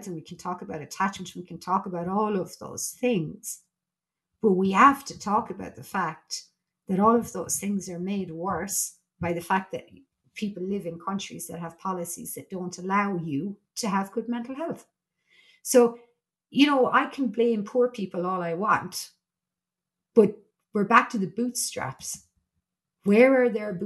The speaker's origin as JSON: {"language": "English", "country": "Ireland", "said": "I'm Irish and I'm a member of the EU"}